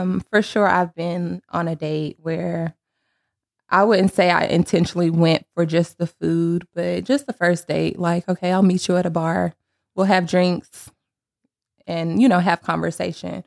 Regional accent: Sanford, North Carolina, United States; moved away as an adult; now in Charlotte, United States; I am from Sanford, North Carolina.

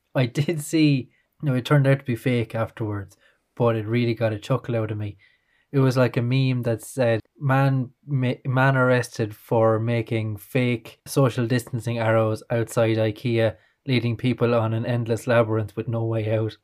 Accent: Ireland; being Irish

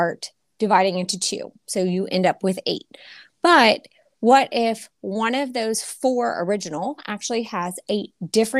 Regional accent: Louisiana, United States; moved away as an adult; I'm from Louisiana, so I always wanted to come back home

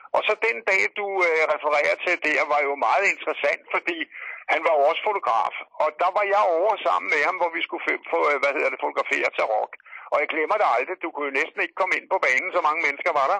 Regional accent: Denmark; jeg er fra Danmark

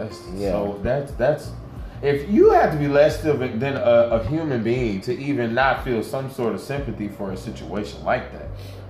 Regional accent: the South, United States; moved away; being in the South, growing up in the South, you know, during my Southern years as a child

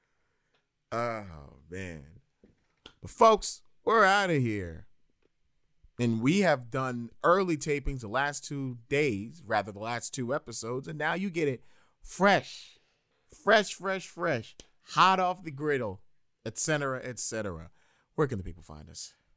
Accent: New York, United States; As a New Yorker

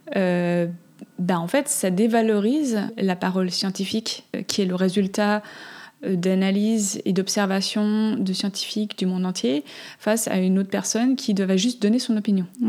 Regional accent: Switzerland; j'ai grandi en Suisse

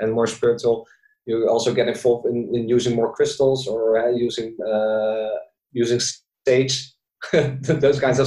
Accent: Zoetermeer, South Holland, Netherlands; also born or lived in Bali; living in the Netherlands, born and raised in Zoetermeer, Sweet Lake City as well. It's a small town next to The Hague.

